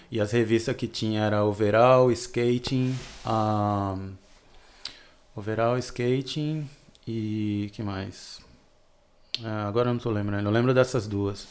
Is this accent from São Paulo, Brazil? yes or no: yes; São Paulo, Brazil; also born or lived in Petrolina, Pernambuco; mudei para São Paulo quando eu tinha oito anos